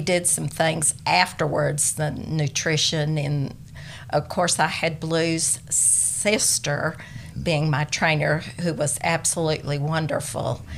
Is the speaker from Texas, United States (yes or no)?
yes; Dalhart, Texas, United States; Grew up there, born there, came back after school there